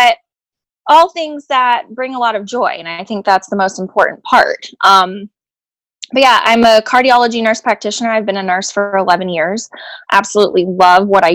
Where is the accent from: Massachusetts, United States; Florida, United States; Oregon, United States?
Florida, United States; Tampa; I'm from Tampa, Florida.